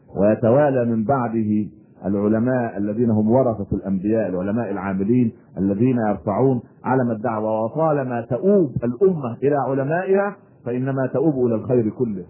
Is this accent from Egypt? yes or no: yes; Egypt; إحنا عندنا في مصر